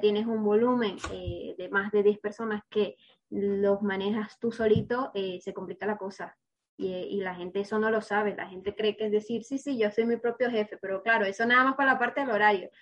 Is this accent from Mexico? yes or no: no; Venezuela; yo soy venezolana